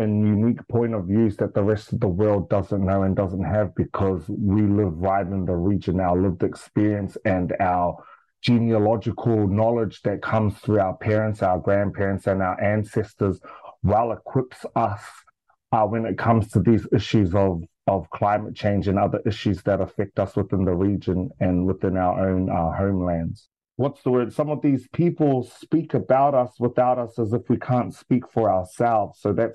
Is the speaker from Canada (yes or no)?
no; Australia; now in New Zealand; I was raised in Australia most of my life